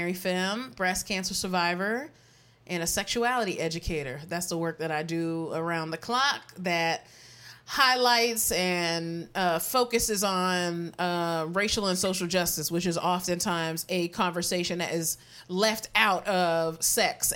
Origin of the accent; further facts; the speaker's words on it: Severn, Maryland, United States; I'm from Maryland. I'm from Severn, Maryland. And my family lives in Puerto Rico.